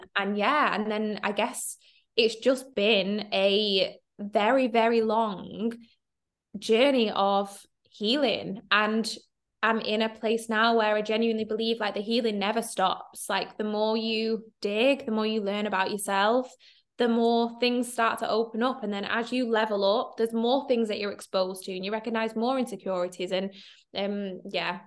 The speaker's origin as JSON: {"language": "English", "town": "Manchester", "region": "North West England", "country": "United Kingdom", "said": "I'm from Manchester."}